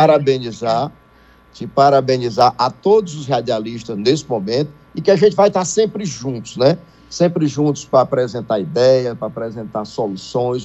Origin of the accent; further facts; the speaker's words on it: Maracanaú, Ceará, Brazil; Eu sou de Maracanaú, né? Nasci em Maracanaú, moro em Maracanaú